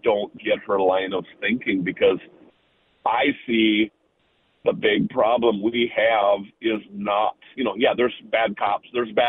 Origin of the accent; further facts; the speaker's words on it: Minnesota, United States; We're from Minnesota